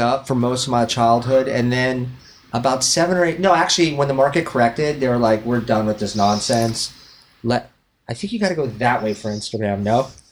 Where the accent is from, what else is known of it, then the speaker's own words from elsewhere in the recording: Westlake Village, California, United States; also born or lived in Los Angeles; I grew up in Westlake Village